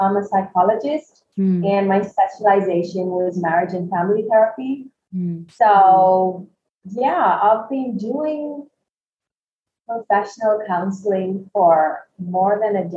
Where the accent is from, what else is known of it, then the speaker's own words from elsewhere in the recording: New Delhi, Delhi, India; moved away as an adult; also born or lived in Kerala, India / Bangalore, India; now in Malaysia; I'm born and brought up in India.